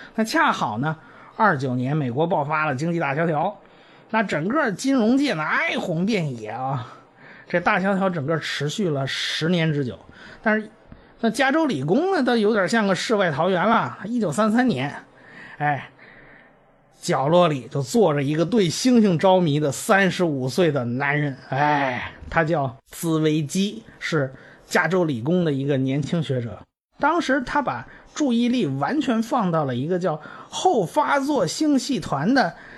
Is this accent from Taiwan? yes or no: no; China; 我们中国人